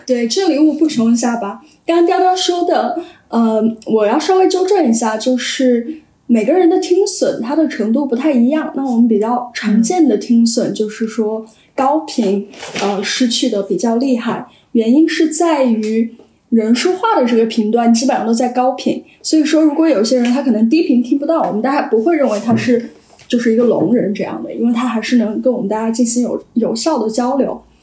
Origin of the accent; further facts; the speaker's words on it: Sichuan, China; 因为我是四川人